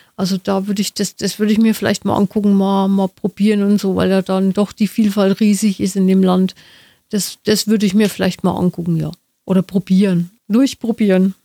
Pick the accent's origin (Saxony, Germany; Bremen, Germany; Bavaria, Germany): Bavaria, Germany; Nuremberg; bei uns in Nürnberg